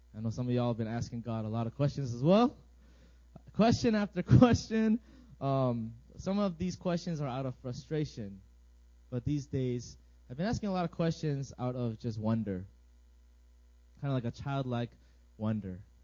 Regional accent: Virginia, United States; moved away as an adult; now in South Korea; I am also from Virginia

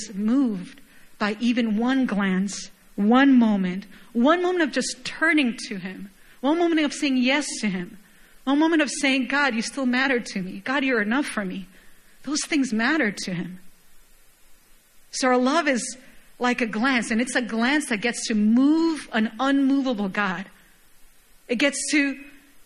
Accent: Chile; moved away; I was born and raised in Chile, for those of you guys who don't know, and it's a wine country

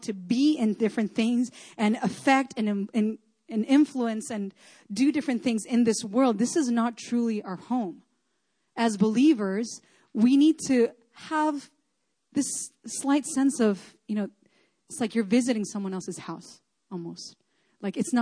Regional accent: Chile; moved away; I grew up in Chile, so that's kind of like more my home.

